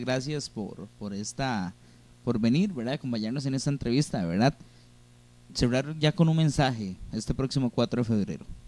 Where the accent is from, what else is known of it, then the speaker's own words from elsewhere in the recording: Costa Rica; tenemos como costarricenses